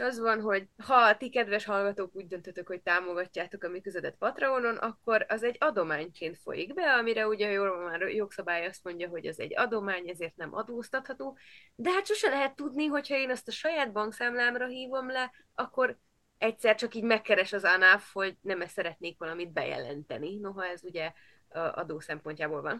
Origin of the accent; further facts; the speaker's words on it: Transylvania, Romania; first language Hungarian; erdély magyarként